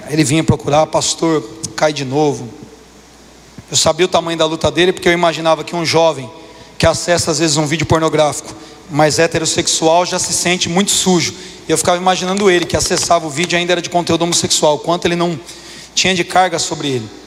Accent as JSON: {"language": "Portuguese", "country": "Brazil", "tie": "born there", "said": "Eu sou católico por convicção. Nasci no Brasil, não tem religião, sou católico."}